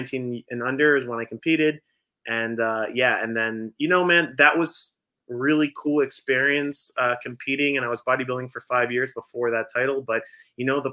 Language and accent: English; Delmar, New York, United States; moved away as an adult; also born or lived in Philadelphia; now in Lithuania; I was born and raised in Del Mar, New York. So Del Mar, New York is a small town 10 minutes south of Albany, New York